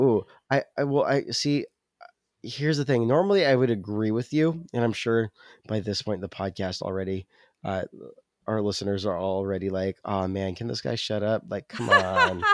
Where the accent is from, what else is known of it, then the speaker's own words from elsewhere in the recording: California, United States; moved away; I'm from California